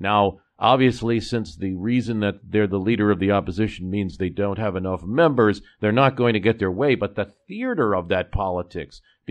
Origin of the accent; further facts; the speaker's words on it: United States; as an American watching across the pond